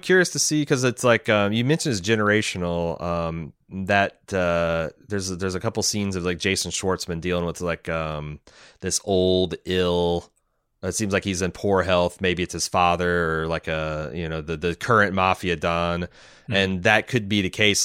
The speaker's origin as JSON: {"language": "English", "country": "United States", "said": "we're just fucking Americans"}